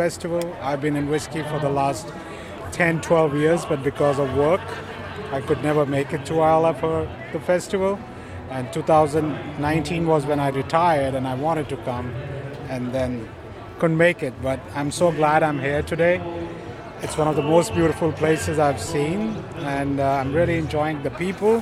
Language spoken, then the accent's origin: English; Toronto, Ontario, Canada; I'm from Toronto, Canada.